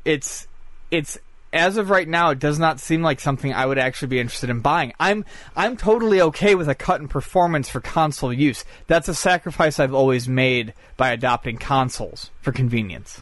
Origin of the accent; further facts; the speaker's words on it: Buffalo, New York, United States; moved away; I'm from Buffalo. I haven't been home in a year and a half